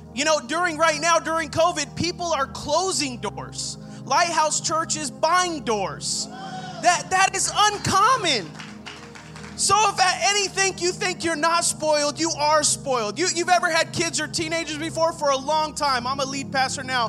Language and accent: English; Rancho Cucamonga, California, United States; I'm from the Inland Empire, from Rancho Cucamonga